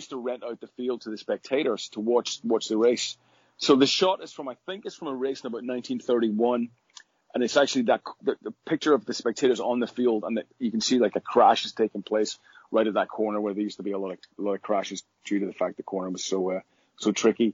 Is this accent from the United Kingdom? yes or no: yes; Northern Ireland, United Kingdom; where I grew up in Northern Ireland